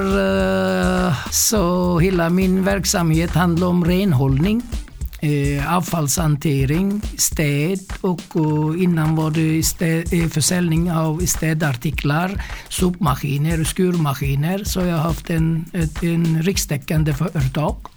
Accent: Mersin, Turkey; also born or lived in Stockholm; now in Värnamo, Sweden; Jag är född i södra Turkiet, en eh, ort som heter Mersin

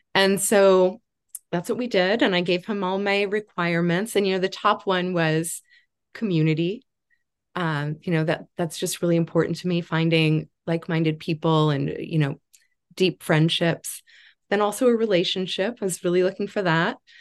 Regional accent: Chicago, Illinois, United States; moved away as an adult; also born or lived in Kansas City, Missouri; now in Beacon, New York, United States; I'm originally from the Chicago area and went away to college in Kansas City, Missouri.

